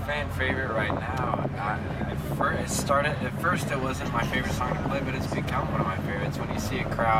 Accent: Texas, United States; also born or lived in Oklahoma; We're from Texas and Oklahoma, and so there's definitely a southern aspect to what we're doing.

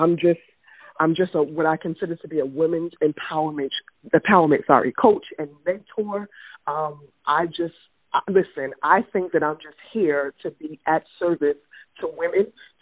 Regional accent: New York City, New York, United States; I'm from Brooklyn

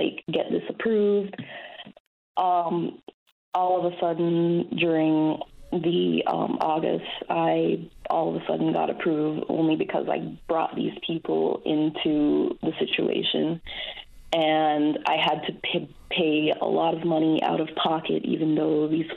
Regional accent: Belize; moved away as an adult; now in Newfoundland and Labrador, Canada; That's where I'm from, Belize

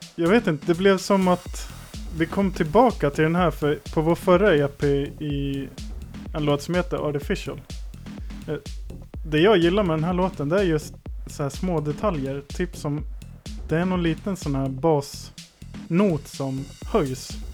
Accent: Valbo, Gävleborg County, Sweden; Jag är född i Gävle, uppvuxen i Valbo

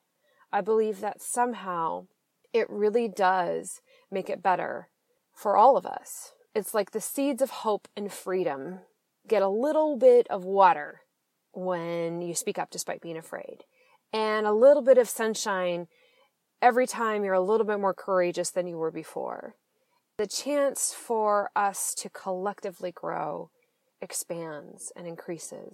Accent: Seattle, Washington, United States; now in San Francisco, United States; I'm originally from Washington State, mostly the Seattle area. That is where I grew up and came of age

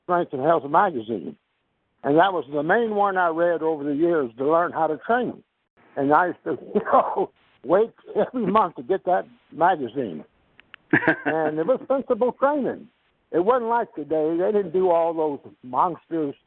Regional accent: Houston, Texas, United States; now in Dallas, United States; I grew up in Houston, Texas

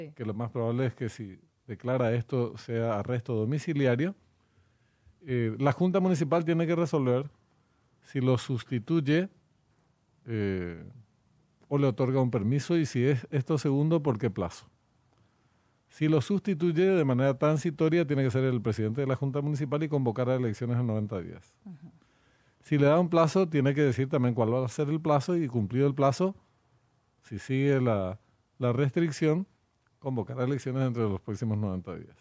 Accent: Corrientes, Argentina; now in Paraguay; yo soy correntino, nací en Corrientes

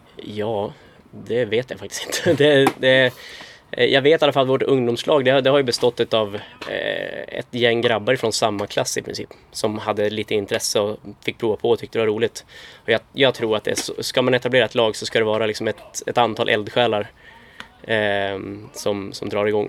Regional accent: Norrland, Sweden; now in Uppsala, Sweden; jag växte upp i Norrland

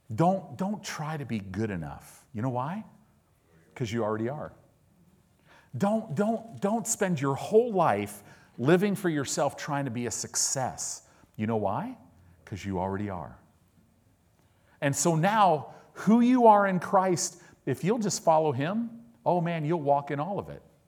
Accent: Illinois, United States; also born or lived in Oklahoma; now in Southern California, United States; I live in Southern California. I paid my dues. I lived in the Midwest. I grew up in Illinois

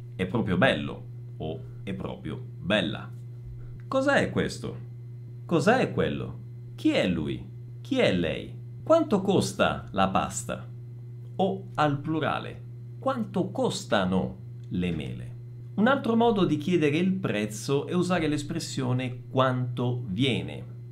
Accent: Messina, Sicily, Italy; now in Bragança Paulista, Brazil; Sono nato a Messina

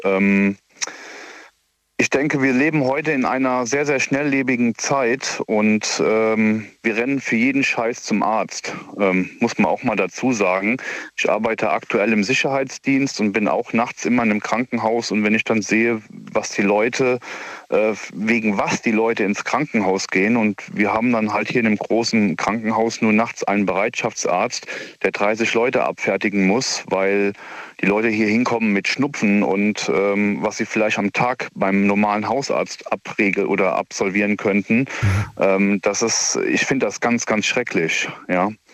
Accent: near Koblenz, Rhineland-Palatinate, Germany; ich komme ja aus der Nähe von Koblenz

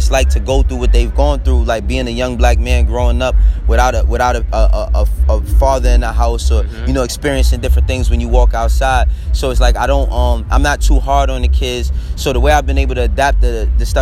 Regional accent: New York City, New York, United States; moved away as an adult; also born or lived in Harlem; now in Atlanta, United States; I was born and raised in New York

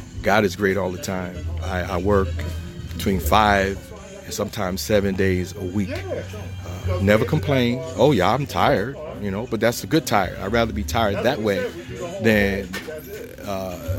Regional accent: Trenton, New Jersey, United States; moved away as an adult; now in Phoenix, United States; my hometown

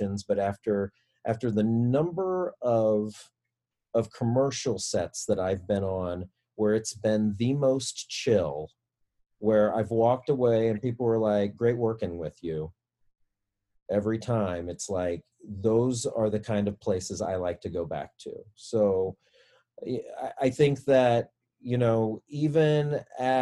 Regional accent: Kansas City, Missouri, United States; moved away; I'm from Kansas City, Missouri

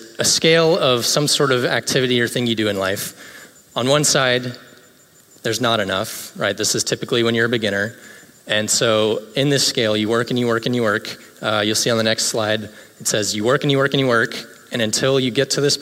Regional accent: Greenville, South Carolina, United States; now in Orlando, United States; In my hometown of Greenville, South Carolina

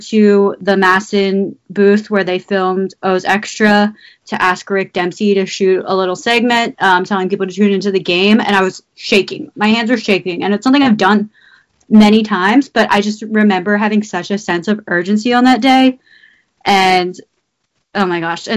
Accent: Maryland, United States; I grew up in Maryland

